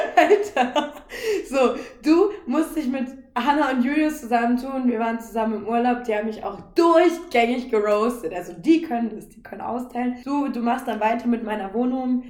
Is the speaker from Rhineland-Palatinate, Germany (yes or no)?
no; Northeim, Lower Saxony, Germany; now in Berlin, Germany; ursprünglich? Aus, aus Nordheim in Südniedersachsen